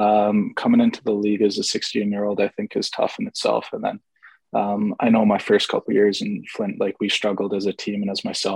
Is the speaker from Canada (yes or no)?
yes; Ottawa, Ontario, Canada; also born or lived in England / Ireland / Germany / Italy; Like, obviously I'm from Ottawa, but I don't think that was biased at all.